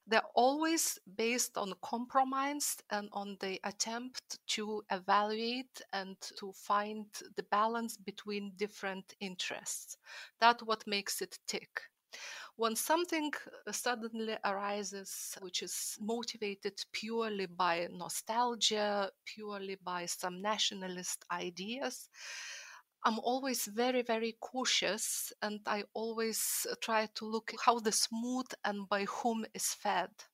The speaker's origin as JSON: {"language": "English", "country": "Lithuania", "moved": "as an adult", "lives_now": "London, United Kingdom", "said": "my motherland, Lithuania"}